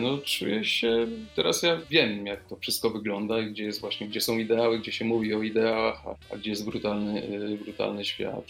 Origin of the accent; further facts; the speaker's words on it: Kostomłoty, Lower Silesian Voivodeship, Poland; moved away; pochodzę z, z Wrocławia, dokładnie, z Kostomłotów